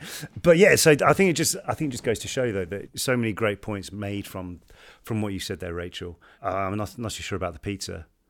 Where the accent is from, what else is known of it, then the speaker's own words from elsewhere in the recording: Nova Scotia, Canada; born there; also born or lived in Baker Lake, Canada; I was born in Nova Scotia, but in 2016, my father moved my family and I to Baker Lake, Nunavut in northern Canada, for 3 years.